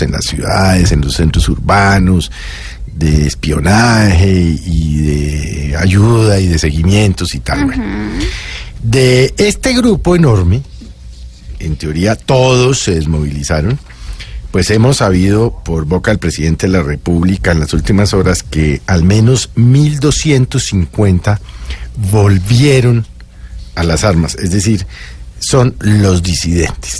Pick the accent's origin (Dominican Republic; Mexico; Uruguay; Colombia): Colombia; a mí como colombiano